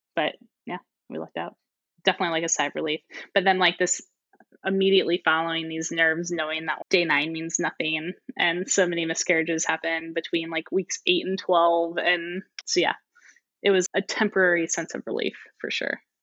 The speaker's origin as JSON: {"language": "English", "town": "St. Louis", "region": "Missouri", "country": "United States", "also_born_or_lived": "Singapore", "moved": "as an adult", "lives_now": "Bay Area, United States", "said": "I am originally from St. Louis, Missouri, so Mid- Midwesterner through and through"}